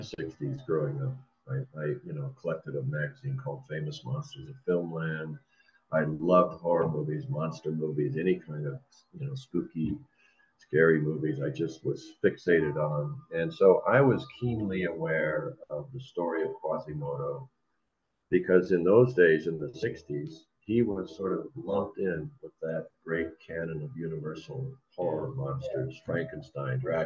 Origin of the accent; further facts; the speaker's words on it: Washington, United States; now in Los Angeles, United States; I grew up in the Pacific Northwest